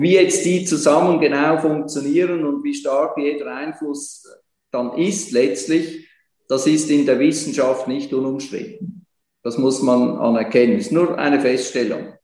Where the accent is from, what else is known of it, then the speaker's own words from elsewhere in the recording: Switzerland; bei uns in der Schweiz